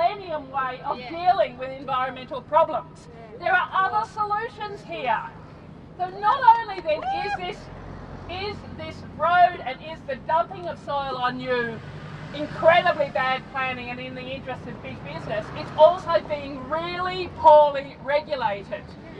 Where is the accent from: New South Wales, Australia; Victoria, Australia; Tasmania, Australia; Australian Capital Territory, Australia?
Victoria, Australia; Altona; also born or lived in Footscray; born and bred in the West. Grew up in Altona, have lived in Footscray for the last 30 years.